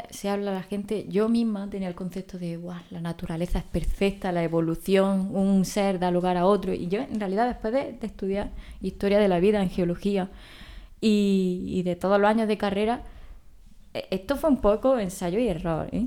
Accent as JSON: {"language": "Spanish", "region": "Andalusia", "country": "Spain", "said": "por encima de cualquier cosa, soy andaluza."}